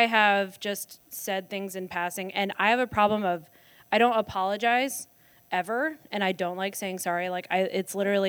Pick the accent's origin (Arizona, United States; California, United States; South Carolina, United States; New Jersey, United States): South Carolina, United States; Charleston; moved away; I'm from South Carolina, if you haven't picked up on that yet. So, Charleston